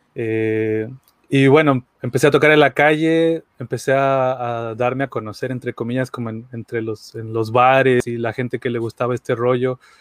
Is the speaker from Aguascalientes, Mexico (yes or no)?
yes; Aguascalientes, Mexico; yo soy de Aguascalientes, México